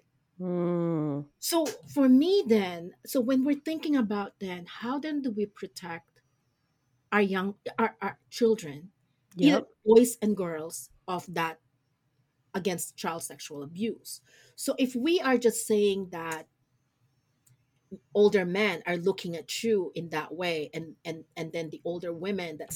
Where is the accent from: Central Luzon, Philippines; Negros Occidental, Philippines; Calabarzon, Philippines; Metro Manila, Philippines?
Central Luzon, Philippines; Olongapo; moved away; especially me, who grew up in Olongapo City